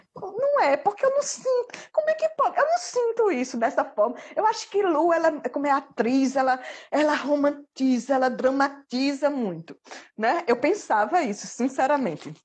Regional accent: Mossoró, Rio Grande do Norte, Brazil; also born or lived in Ilhéus, Bahia; now in Macau, Brazil; Na verdade, eu nasci na Bahia. Eu sou baiana, de Ilhéus. Mas aí eu vim para cá com cinco anos de idade e sou filha adotiva de Mossoró

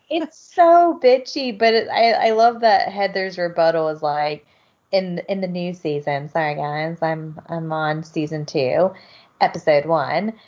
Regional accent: South Georgia, United States; moved away; I grew up around drinking in South Georgia

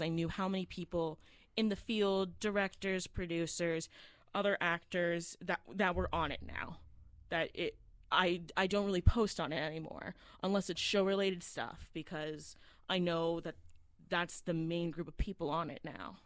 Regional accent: Florida, United States; I was born and raised in Florida.

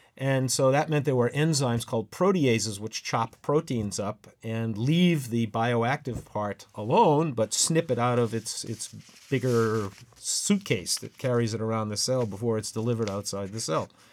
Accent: Massachusetts, United States; I was born and raised in Massachusetts, and I went to high school there

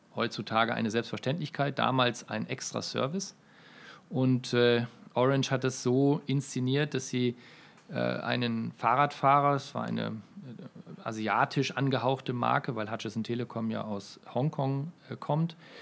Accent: Münster, North Rhine-Westphalia, Germany; Ich äh, komme aus Münster, ähm, eine mittelgroße Studentenstadt in Nordrhein-Westfalen, ungefähr 300.000 Einwohner. Äh, dort bin ich geboren und aufgewachsen

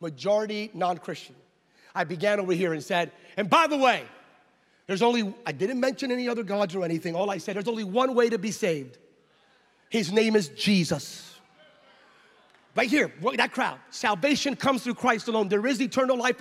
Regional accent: United States; I'm from the States

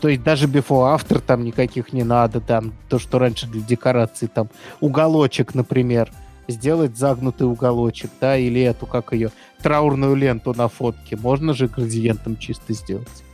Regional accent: Moscow, Russia; я из Москвы

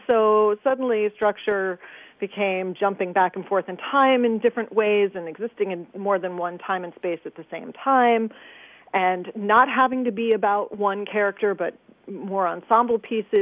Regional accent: suburbs north of the Bronx, New York, United States; moved away as an adult; also born or lived in Manhattan, New York; now in Chicago, United States; I was born in Manhattan and then I was raised mostly in the burbs about 11 miles north of the Bronx

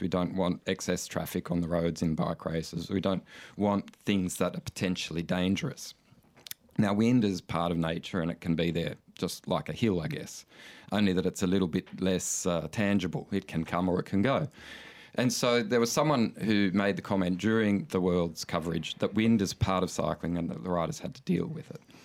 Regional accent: Coffs Harbour, New South Wales, Australia; I grew up in Coffs Harbour

